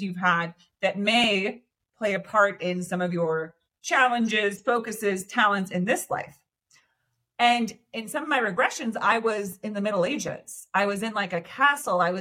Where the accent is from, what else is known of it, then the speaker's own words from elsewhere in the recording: Santa Cruz, California, United States; I'm originally from the Bay Area, from Santa Cruz, California. So kind of like a beach mountain area